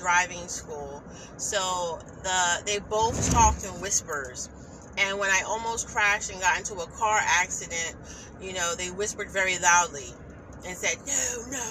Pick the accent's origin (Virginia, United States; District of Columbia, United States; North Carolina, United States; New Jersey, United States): New Jersey, United States; I'm from New Jersey